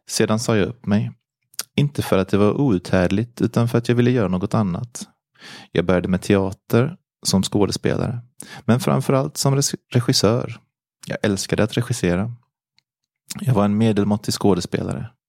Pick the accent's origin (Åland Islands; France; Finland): France; Auvergne-Rhône-Alpes; now in Sweden; Jag är född 1952 i Frankrike, i en liten by i Auvergne. Jag var en mycket lycklig liten pojke. I min familj med fem systrar och bröder och mina föräldrar som var jordbrukare. Jag är alltså uppvuxen på en gård med djur